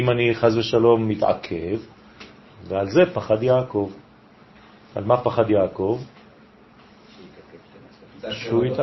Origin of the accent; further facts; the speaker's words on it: Israel; born there; עולים עכשיו לאונייה, כולם. והם הגיעו לארץ ונולדתי פה.